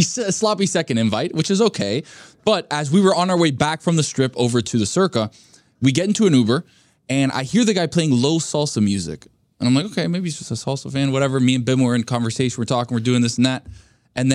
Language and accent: English; Cuba; soy cubano